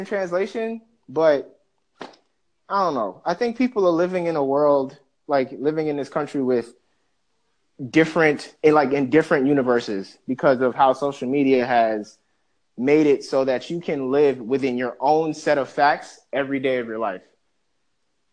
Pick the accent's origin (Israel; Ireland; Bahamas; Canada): Bahamas; also born or lived in Jamaica; now in United States; I'm an immigrant, full-blood true immigrant. Like, I wasn't born here, I was born in Bahamas, my family's from Jamaica